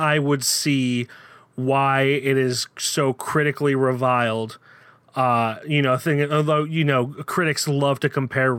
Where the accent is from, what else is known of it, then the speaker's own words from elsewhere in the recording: the area of Mare of Easttown, Pennsylvania, United States; we're from the area, my accent just got thicker reading